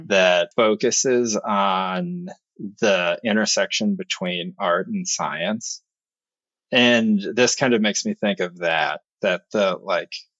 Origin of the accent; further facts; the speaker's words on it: New York, United States; as a New Yorker